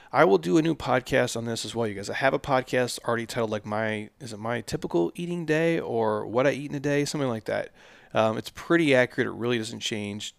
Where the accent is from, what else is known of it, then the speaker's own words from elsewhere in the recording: Midwest, United States; I grew up in the Midwest